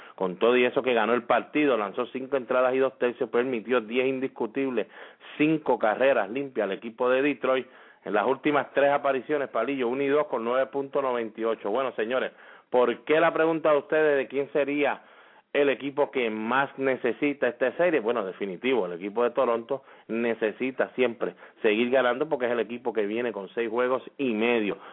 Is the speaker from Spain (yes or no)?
no; Puerto Rico; cómo somos nosotros los boricuas